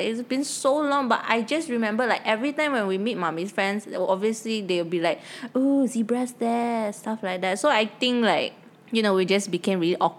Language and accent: English; Malaysia; we're not pure Malaysian. Like, we're mixed Filipino Chinese.